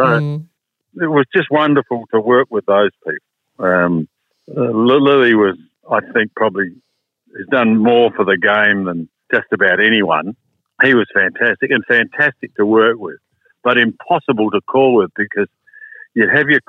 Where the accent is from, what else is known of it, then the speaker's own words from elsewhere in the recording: South Australia, Australia; And I came over from South Australia and he asked me to take over hosting World of Sport